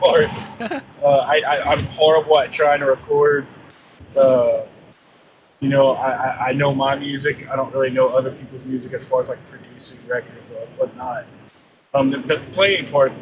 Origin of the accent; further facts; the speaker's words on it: Louisiana, United States; now in Santa Rosa Beach, United States; Growing up in Louisiana